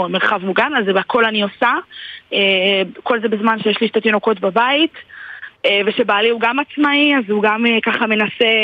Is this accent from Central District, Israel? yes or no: no; Givolim, Southern District, Israel; אני ממושב גבעולים, בלעד נתיבות.